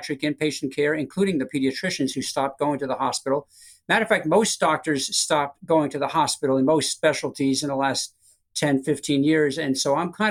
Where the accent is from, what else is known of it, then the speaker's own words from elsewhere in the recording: Long Island, New York, United States; moved away as an adult; now in Florida, United States; I grew up in Long Island and a Mets fan